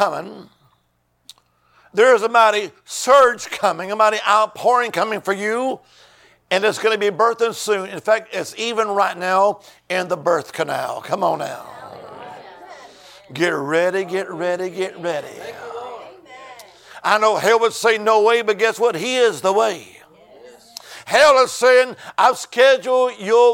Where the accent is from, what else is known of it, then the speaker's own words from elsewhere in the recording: Alabama, United States; now in Virginia, United States; originally, I'm from the Holy Land. I am. Amen. Alabama